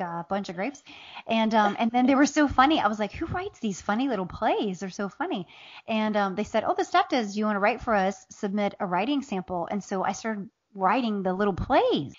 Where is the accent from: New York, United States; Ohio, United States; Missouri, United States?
Ohio, United States; Southern; also born or lived in Appalachia; now in Atlanta, United States; I grew up in Southern Ohio